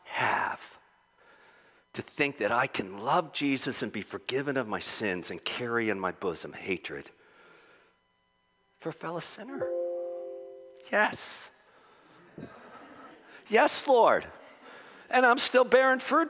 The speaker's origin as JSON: {"language": "English", "town": "Philadelphia", "region": "Pennsylvania", "country": "United States", "said": "I'm a Philadelphian"}